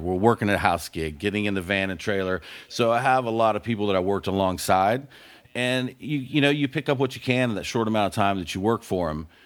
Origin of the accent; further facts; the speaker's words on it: Panama City, Florida, United States; moved away; also born or lived in Gainesville, Florida; I grew up in the Redneck Riviera of Panama City, Florida.